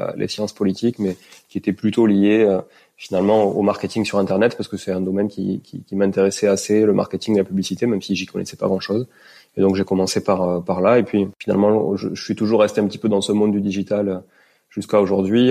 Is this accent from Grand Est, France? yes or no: no; Toulouse, Occitania, France; moved away; also born or lived in Montreal, Canada; je suis euh, d'origine toulousaine parce que je suis né à Toulouse